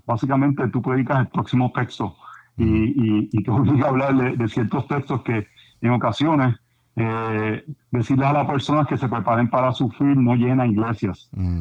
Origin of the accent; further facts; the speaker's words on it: Puerto Rico; yo me crié como buen puertorriqueño